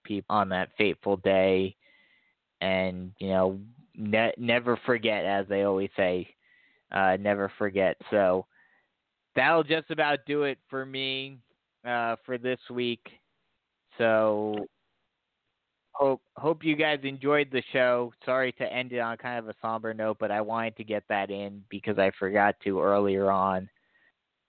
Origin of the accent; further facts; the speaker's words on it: New Jersey, United States; moved away; I grew up in New Jersey. I grew up right across the river from New York